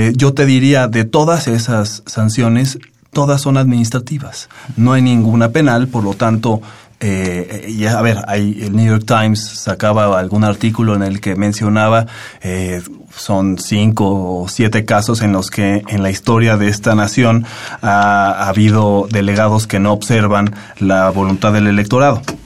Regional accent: Mexico; Como mexicanos

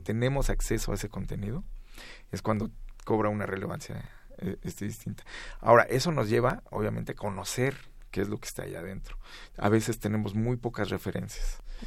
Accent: Mexico; como mexicanos

